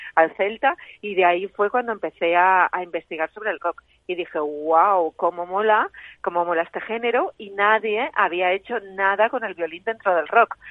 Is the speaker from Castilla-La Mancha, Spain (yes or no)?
yes; Cuenca, Castilla-La Mancha, Spain; also born or lived in Ireland; yo soy de Cuenca, pues en Cuenca solo se podía estudiar música ahí en el conservatorio